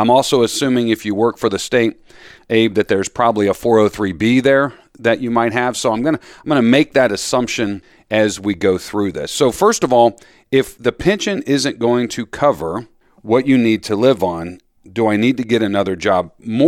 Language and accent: English; Florida, United States; now in Philadelphia, United States; You know, I grew up down in Florida.